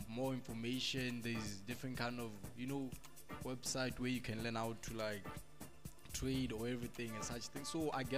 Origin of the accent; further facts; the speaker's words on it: Tzaneen, Limpopo, South Africa; I'm from Limpopo, sorry, from Tzaneen.